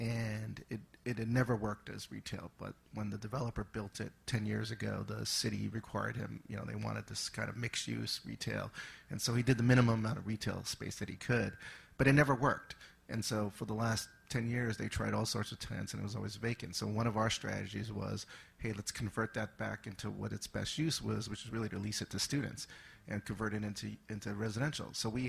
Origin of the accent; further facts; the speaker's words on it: California, United States; So I'm the out-of-state investor. We're from California, which is where we started the family office, and original assets were based.